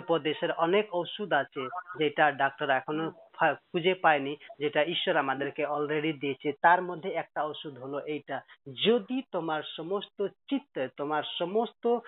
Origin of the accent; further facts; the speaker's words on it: Nepal; moved away as an adult; also born or lived in Kolkata, India; আমার বাড়ি নেপাল আর originally আমি নেপালের